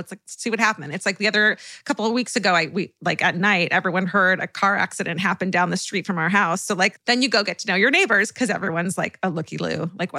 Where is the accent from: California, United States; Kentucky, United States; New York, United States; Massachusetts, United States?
California, United States; Orange County; moved away; Okay, I'm from Orange County.